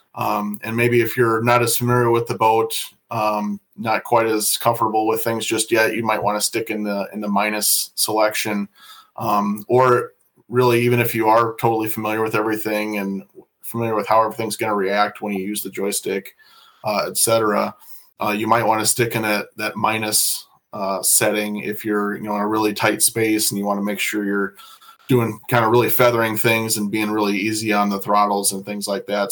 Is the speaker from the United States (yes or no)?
yes; Iowa, United States; moved away as an adult; now in Fond du Lac, United States; I'm originally from Iowa, so I didn't grow up around here